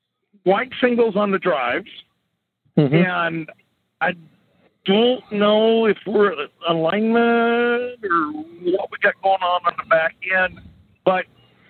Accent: California, United States; now in Oregon, United States; In fact, I'm a transplant from California to Oregon.

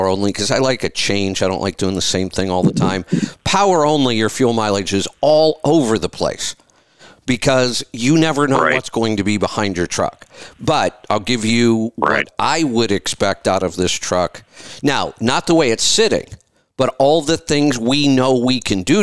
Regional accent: Northeast Ohio, United States; I grew up in Northeast Ohio

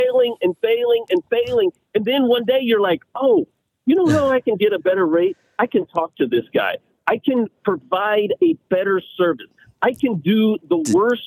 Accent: Kansas, United States; I'm from Kansas, and you see everything's farms, everything's connected to farms here in Kansas

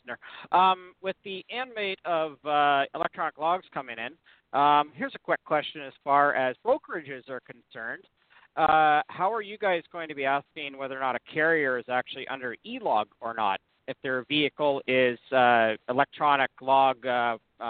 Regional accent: Canada; I'm a Canadian

